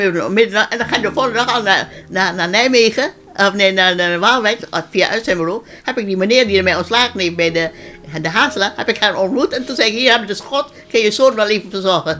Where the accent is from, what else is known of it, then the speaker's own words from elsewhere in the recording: Ambon, Maluku, Indonesia; moved away as an adult; now in Netherlands; ik ben geboren in Ammen en ik woonde daar